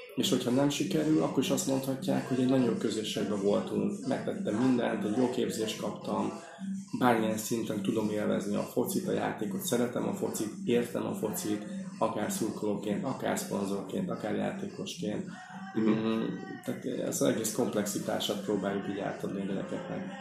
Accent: Hungary; also born or lived in Stuttgart; oda kikerültem magyarként, nem is beszéltem annyira jól

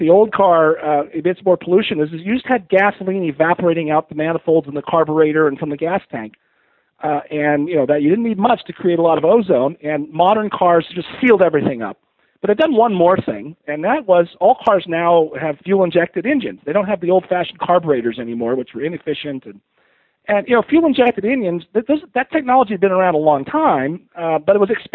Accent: Pasadena, California, United States; I grew up in the Pasadena area in L.A. in the 60s and 70s

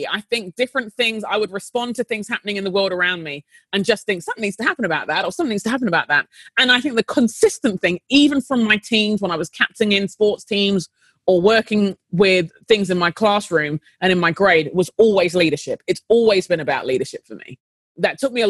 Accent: London, United Kingdom; moved away as an adult; now in United States; I grew up in London, in an inner city part of London

